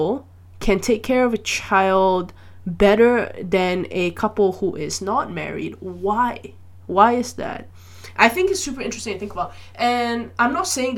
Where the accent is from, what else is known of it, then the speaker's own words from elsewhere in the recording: Malaysia; I grew up in Malaysia